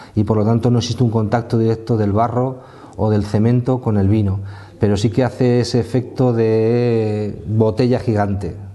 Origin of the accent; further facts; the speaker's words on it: Castilla-La Mancha, Spain; moved away as an adult; also born or lived in Axarquía, Málaga; yo soy manchego de nacimiento